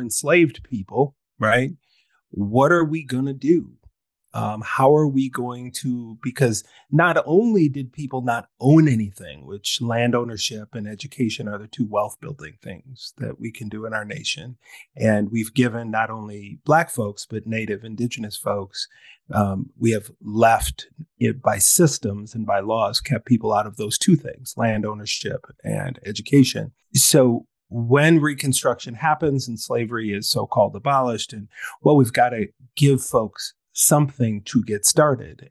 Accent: Minnesota, United States; Minnesota is the model my home state

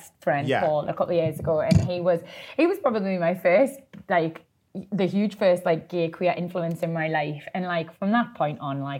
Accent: Geordie, North East England, United Kingdom; I'm a Geordie

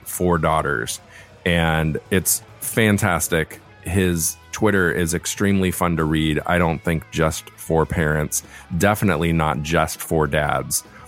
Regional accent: Laguna, California, United States; Where I was born and raised down in Laguna

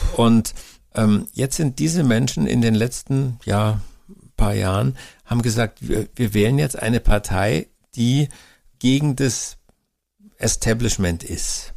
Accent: Germany; bei uns in Deutschland

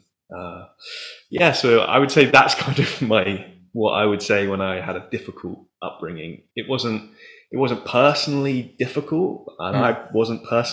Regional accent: Taunton, South West England, United Kingdom; I'd moved back to my hometown, Taunton

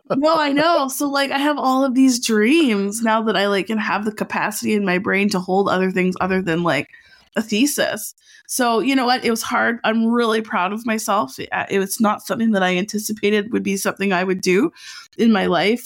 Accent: Edmonton, Alberta, Canada; now in Vancouver, Canada; I'm from Alberta

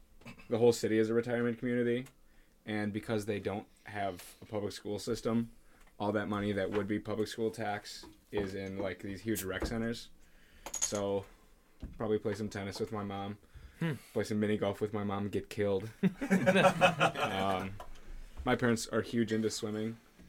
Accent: Wisconsin, United States; I also grew up my whole life in Wisconsin.

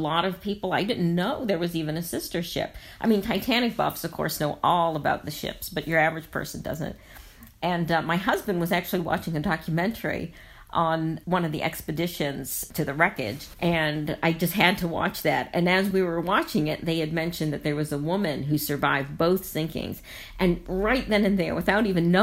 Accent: United States; as an American

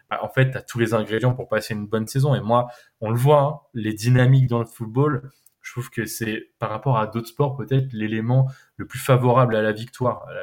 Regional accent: Lyon, Auvergne-Rhône-Alpes, France; c'est peut-être plus facile en tant que Lyonnais de le dire

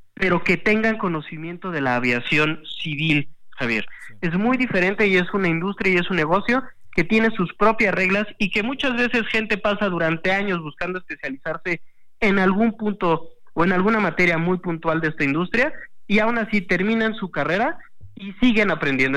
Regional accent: Mexico; a mí como mexicano

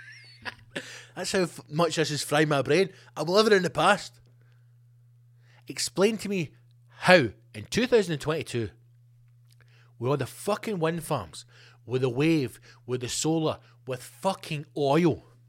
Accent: Scotland, United Kingdom; being Scottish and in Scotland

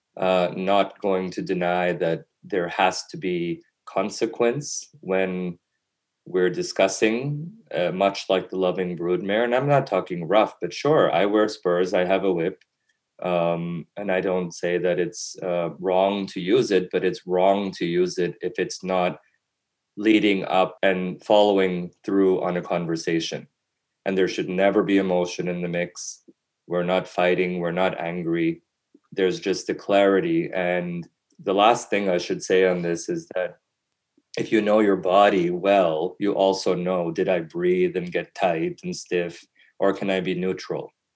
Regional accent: Canada; also born or lived in Europe; growing up in Canada

